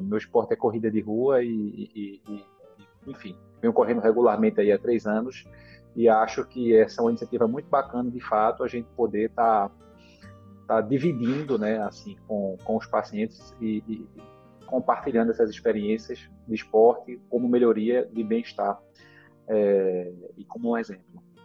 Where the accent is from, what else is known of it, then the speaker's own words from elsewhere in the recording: Recife, Pernambuco, Brazil; eu sou aqui de Recife, do Nordeste